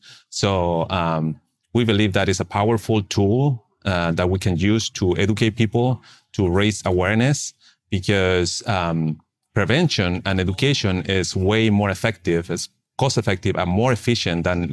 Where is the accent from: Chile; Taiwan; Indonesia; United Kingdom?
Chile; Santiago, Santiago Metropolitan Region; English is a second language; moved away as an adult; also born or lived in Texas, United States; now in United States; So I'm originally from Chile, Santiago, and mm-hmm. I came here to the United States 18 years ago. I didn't speak nor understand any English.